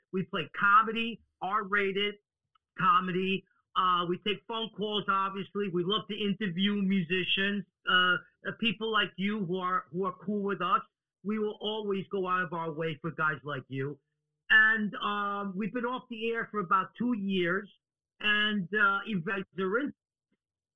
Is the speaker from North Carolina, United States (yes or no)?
no; New York City, New York, United States; I'm from New York City. I was born in the hood, okay? And I lived in New York